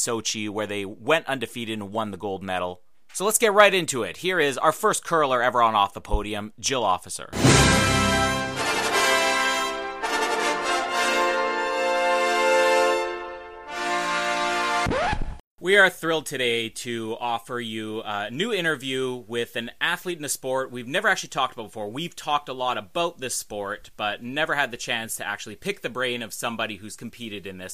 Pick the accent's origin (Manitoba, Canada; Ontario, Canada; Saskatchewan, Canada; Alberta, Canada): Manitoba, Canada; Winnipeg; my home province of Manitoba before, even my home city of Winnipeg